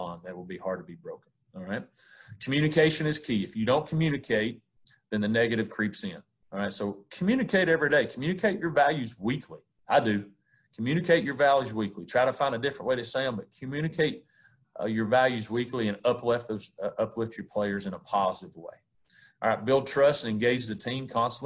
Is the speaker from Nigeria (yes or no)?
no; East Tennessee, United States; I grew up in East Tennessee on a farm with my grandparents